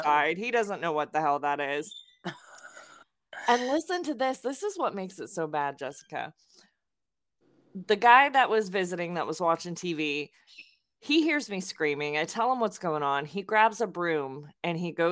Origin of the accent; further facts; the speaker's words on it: Lake Worth, Florida, United States; I grew up in South Florida in Palm Beach County